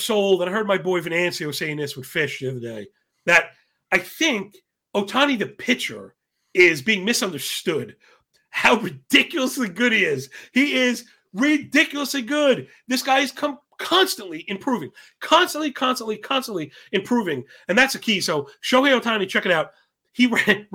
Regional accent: New York, United States; I'm from New York

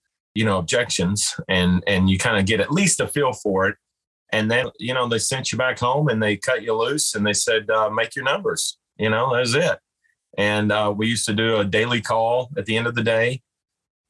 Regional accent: Owensboro, Kentucky, United States; somebody in my hometown. And at that time, I wasn't expecting to go back here

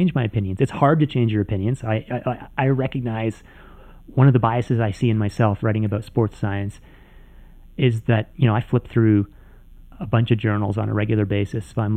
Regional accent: Canada; I'm from Canada

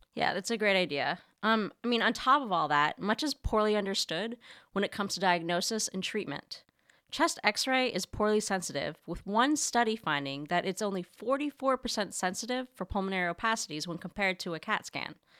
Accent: Canada; moved away as an adult; now in New York City, United States; growing up in Canada, my mom would send me to school every single day

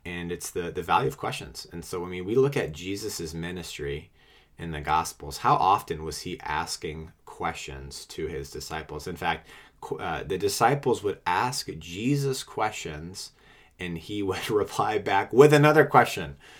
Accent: New England, United States; moved away as an adult; also born or lived in Washington, D.C.; I'm originally from New England and moved to D C for work.

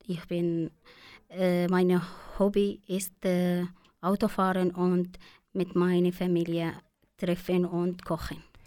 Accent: Syria; first language Arabic; German is a second language; moved away as an adult; now in Suhr, Switzerland; Ich komme aus Syrien

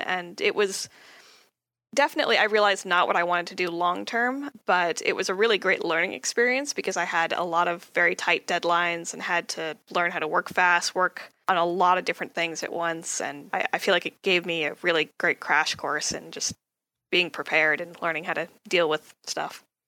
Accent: Southern California, United States; I'm from uh, California, Southern California. I grew up here, always lived here.

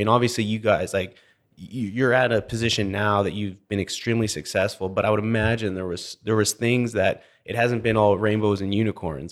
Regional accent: British Columbia, Canada; also born or lived in Alberta; now in Houston, United States; growing up in British Columbia

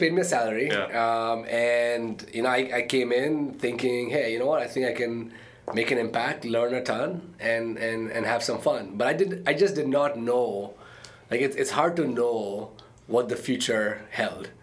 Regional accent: Dubai, United Arab Emirates; moved away as an adult; also born or lived in India / Arkansas, United States; now in United States; I was born in India, uh, okay. uh, but my parents lived in Dubai. Uh, and I grew up in Dubai

